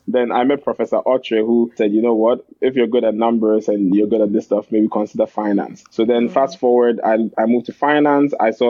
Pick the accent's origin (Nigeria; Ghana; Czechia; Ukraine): Ghana; moved away as an adult; now in Canada; But I went to Carleton. I'm from Ghana. As I said … Did high school in Ghana.